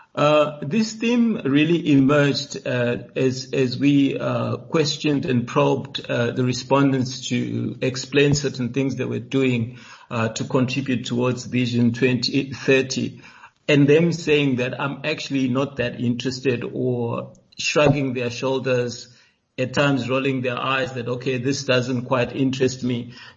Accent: South Africa; we as South Africans

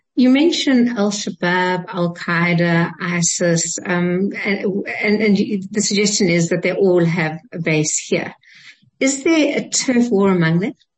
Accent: South Africa; we're South African

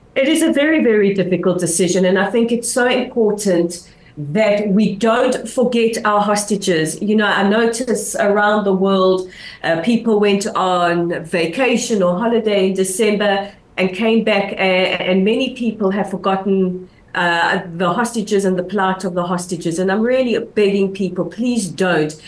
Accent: Israel

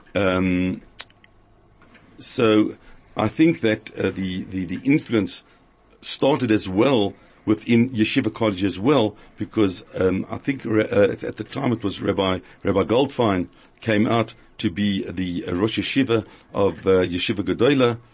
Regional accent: Cape Town, Western Cape, South Africa; moved away; also born or lived in Johannesburg; My education started in Cape Town because I was brought up in Cape Town

